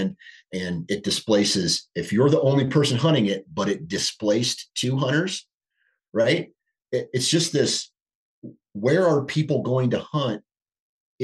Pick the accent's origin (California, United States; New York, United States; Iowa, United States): Iowa, United States; born and raised in Iowa. I live in Iowa